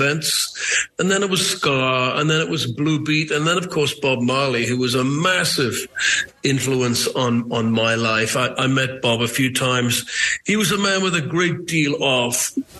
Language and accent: English; Newcastle upon Tyne, North East England, United Kingdom; I'm from Newcastle. It's a similar working-class seaport.